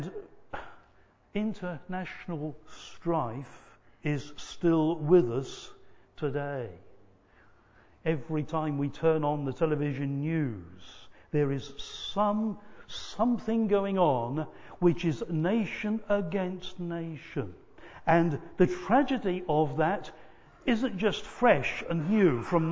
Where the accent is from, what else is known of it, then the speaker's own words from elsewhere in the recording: England, United Kingdom; sometimes I will call myself British because I'm a British person. But sometimes I'm proud to be English rather than, say, Welsh or Scottish or Irish